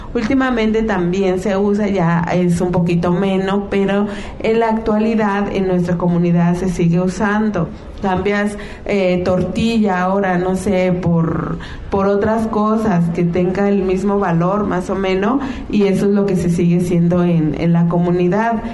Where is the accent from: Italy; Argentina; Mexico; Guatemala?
Mexico; Mixtec community, La Mixteca; nosotros, nuestra comunidad, la mixteca